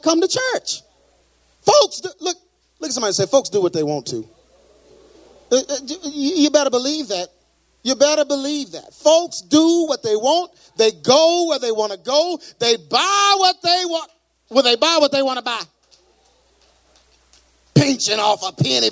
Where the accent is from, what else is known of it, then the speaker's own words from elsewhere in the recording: Texas, United States; I'm from Texas. That's the way we talk down here